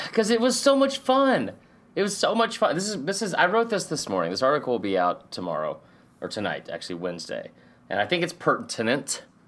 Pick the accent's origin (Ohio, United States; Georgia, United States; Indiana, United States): Georgia, United States; Stone Mountain; born or raised there